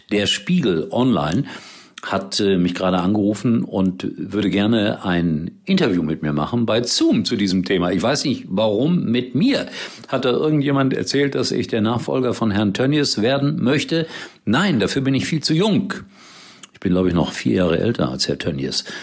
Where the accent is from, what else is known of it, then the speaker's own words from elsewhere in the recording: Gelsenkirchen, North Rhine-Westphalia, Germany; Viele machen sich lustig über Schalke, aber ich sage eins, es ist meine Heimat, es ist mein Heimatverein. Ich habe alles Mögliche erlebt auf Schalke.